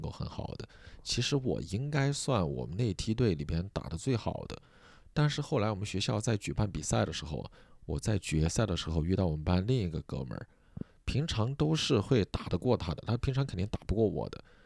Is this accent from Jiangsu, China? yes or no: no; Sichuan, China; accent: Sichuan; moved away; 我们四川老家从小就过农历